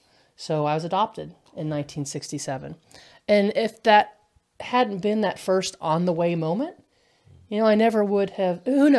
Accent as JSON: {"language": "English", "region": "Kentucky", "country": "United States", "said": "I'm from Kentucky, so you know we go Mountain Dew, we go RC and a Moon Pie."}